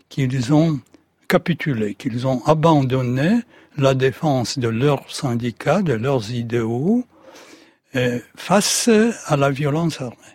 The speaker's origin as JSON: {"language": "French", "country": "Poland", "second_language": "French", "said": "En tant que Polonais, on doit être raisonnable pour ne pas exposer le peuple polonais"}